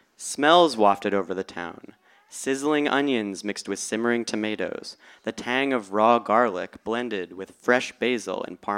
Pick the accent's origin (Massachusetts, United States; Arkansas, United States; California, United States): Massachusetts, United States; Boston; I'm from Boston